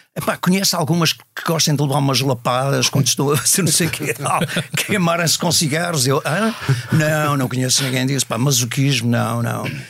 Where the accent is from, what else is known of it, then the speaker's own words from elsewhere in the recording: Matosinhos, Norte, Portugal; moved away as an adult; now in United States; eu cresci numa escola católica, e, em Matosinhos